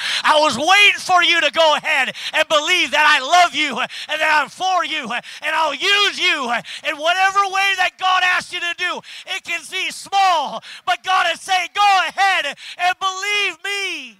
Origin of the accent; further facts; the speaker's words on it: Minnesota, United States; You know, we're Norwegians from Minnesota. Don't you know? We don't need that extra warmth.